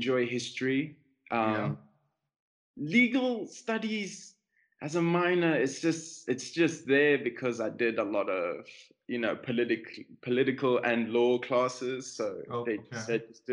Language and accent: English; Vereeniging, Gauteng, South Africa; moved away as an adult; now in Rome, Italy; I was born in South Africa. I've lived most of my life until the end of high school in South Africa, and then I moved to what is now Rome, Italy.